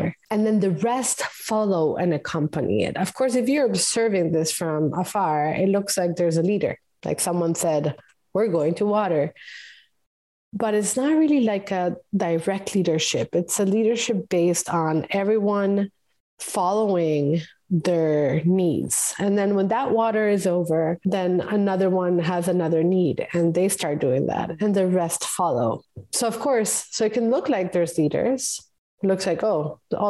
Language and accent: English; Costa Rica; moved away; also born or lived in the Mediterranean; I'm from Costa Rica